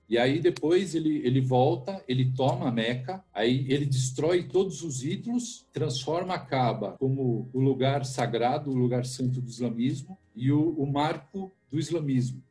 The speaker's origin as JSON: {"language": "Portuguese", "country": "Brazil", "said": "sou brasileiro, filho de libanês, meu pai é do Líbano, veio para cá, para o Brasil"}